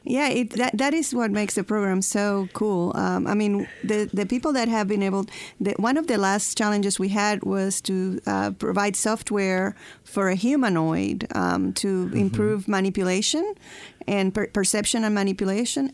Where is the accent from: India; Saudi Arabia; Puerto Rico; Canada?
Puerto Rico; moved away as an adult; also born or lived in Huntsville, Alabama; we moved from uh, Puerto Rico. I'm from Puerto Rico to Huntsville, Alabama